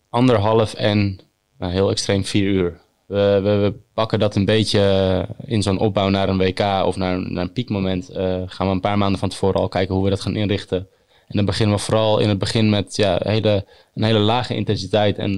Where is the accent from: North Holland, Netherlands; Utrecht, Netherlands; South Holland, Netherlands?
South Holland, Netherlands; Noordwijk; ik kom uit Noordwijk